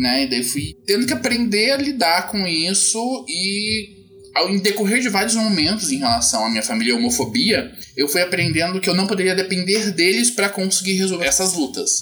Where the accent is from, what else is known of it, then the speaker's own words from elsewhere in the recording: Curitiba, Paraná, Brazil; Sou de Curitiba